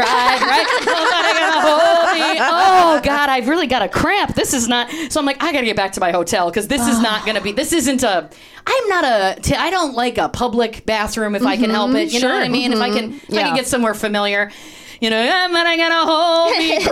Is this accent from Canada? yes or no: yes; Canada; moved away as an adult; also born or lived in Toronto / Chicago; now in Los Angeles, United States; I'm from Canada